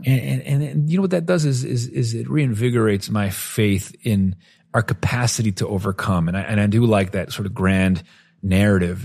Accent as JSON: {"language": "English", "country": "Venezuela", "tie": "born or raised there", "said": "growing up in Venezuela"}